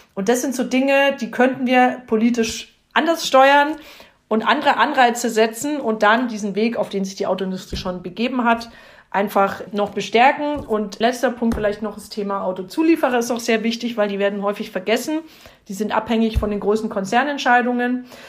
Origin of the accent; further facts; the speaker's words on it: Upper Franconia, Bavaria, Germany; bei uns in Oberfranken